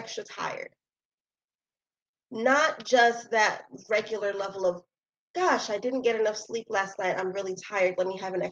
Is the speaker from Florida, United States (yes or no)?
no; New York City, New York, United States; I'm still from Brooklyn